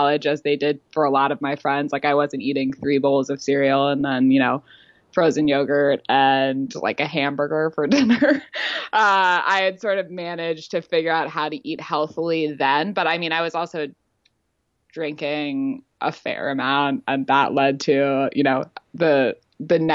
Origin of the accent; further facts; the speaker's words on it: California, United States; moved away; also born or lived in Los Angeles / Santa Barbara; I'm from California. I grew up in LA and Santa Barbara